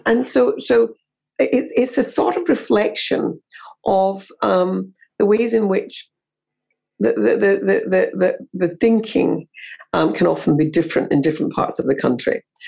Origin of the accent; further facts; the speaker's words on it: Scotland, United Kingdom; growing up in Scotland